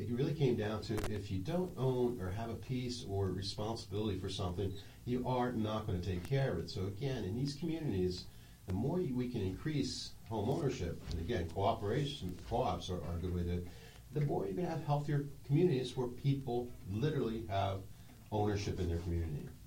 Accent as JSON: {"language": "English", "region": "Pennsylvania", "country": "United States", "lives_now": "Washington, United States", "said": "Uh, I came from the Philadelphia area."}